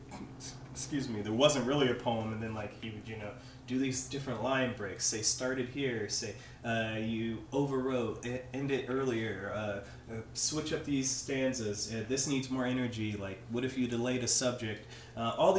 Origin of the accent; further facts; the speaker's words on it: Anderson, Indiana, United States; moved away as an adult; also born or lived in Phoenix; Anderson, my hometown, currently is only like 50,000 people.